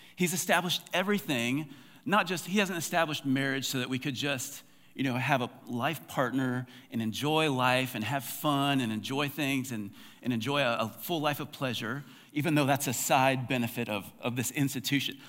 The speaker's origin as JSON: {"language": "English", "country": "United States", "said": "as American Christians"}